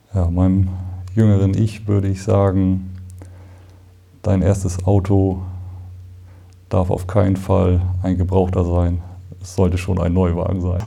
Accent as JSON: {"language": "German", "region": "Northern Germany", "country": "Germany", "said": "als Norddeutscher"}